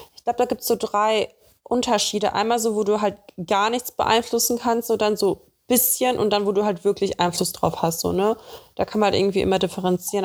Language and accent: German; Russia; moved away; bei uns in Russland